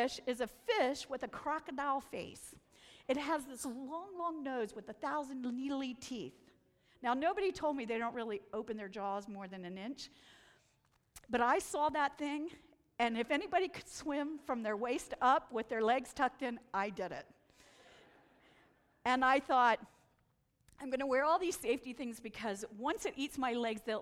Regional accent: Washington, District of Columbia, United States; also born or lived in Pennsylvania; I'm from Washington, D.C.

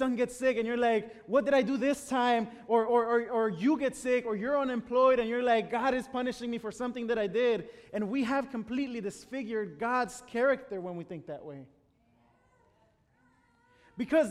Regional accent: Chicago, Illinois, United States; English is a second language; moved away as an adult; now in Washington, United States; I'm originally from Chicago. My parents live in Chicago

